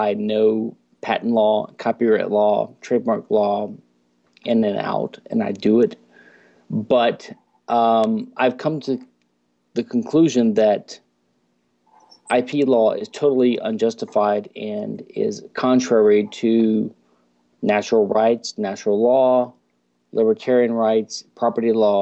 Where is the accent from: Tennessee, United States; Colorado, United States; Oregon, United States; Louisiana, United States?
Louisiana, United States; now in Houston, United States; I'm from Louisiana, which is a unique state in America